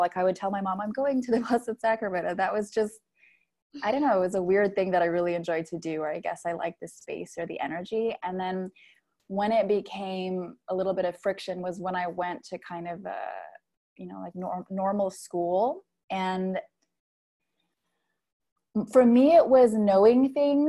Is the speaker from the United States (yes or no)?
no; Philippines; I grew up in the Philippines, which is really Catholic